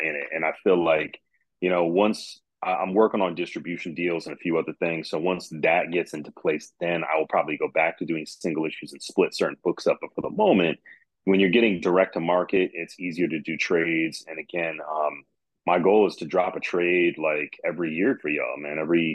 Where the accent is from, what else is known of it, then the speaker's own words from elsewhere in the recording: Midwest, Michigan, United States; I'm from the Midwest